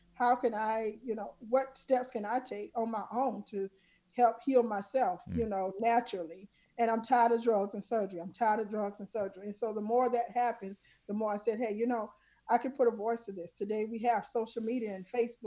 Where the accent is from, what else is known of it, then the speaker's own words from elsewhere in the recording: South Carolina, United States; I grew up in the South, small town, South Carolina.